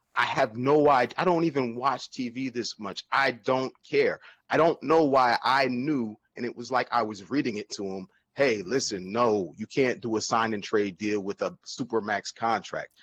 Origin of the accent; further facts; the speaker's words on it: New Jersey, United States; also born or lived in Virginia; I'm from New Jersey, man. Born and raised